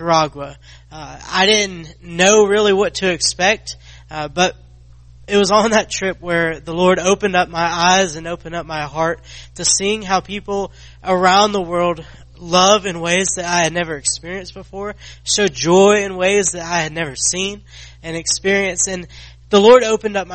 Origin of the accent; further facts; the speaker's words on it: Athens, Georgia, United States; I grew up in Athens, Georgia